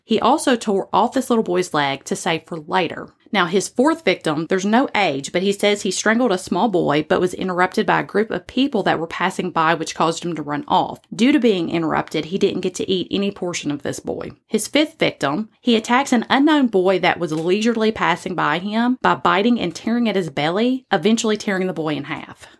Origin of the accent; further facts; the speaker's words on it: the South, United States; accent: Southern; my Southern accent